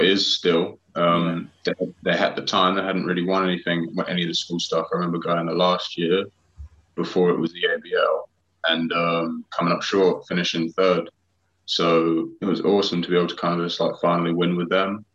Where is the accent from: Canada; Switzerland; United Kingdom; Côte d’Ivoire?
United Kingdom; Harlow, East of England; from my hometown in Harlow